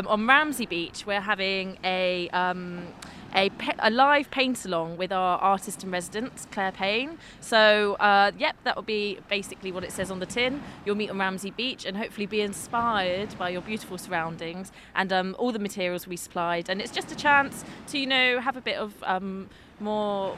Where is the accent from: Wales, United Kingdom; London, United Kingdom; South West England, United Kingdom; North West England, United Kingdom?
South West England, United Kingdom; Bristol; moved away as an adult; now in Peel, Isle of Man; I moved to the island in May and I'm from Bristol